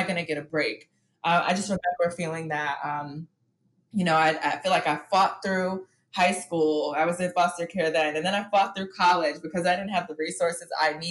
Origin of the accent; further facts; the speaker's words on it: New York City, New York, United States; I grew up in Harlem and my world was very small where I grew up